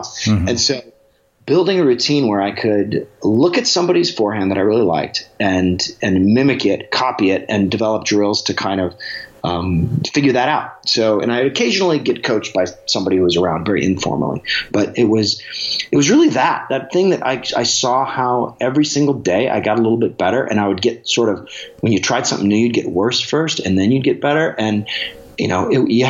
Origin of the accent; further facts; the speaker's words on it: Alaska, United States; growing up in Alaska